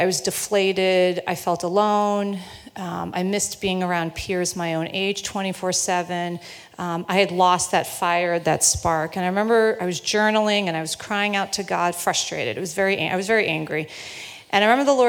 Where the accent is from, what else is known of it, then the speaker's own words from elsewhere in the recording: South Florida, United States; now in Linfield, United States; Growing up, I grew up in South Florida